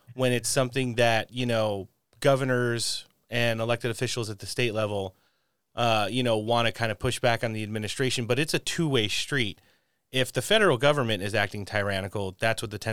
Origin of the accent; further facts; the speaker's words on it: New Jersey, United States; I grew up in CD3 in New Jersey.